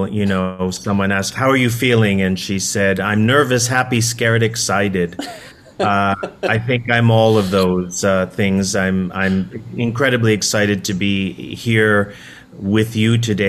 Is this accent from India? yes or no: no; Toronto, Ontario, Canada; moved away as an adult; also born or lived in New York City; I was a kid from Toronto, Canada. I grew up in Toronto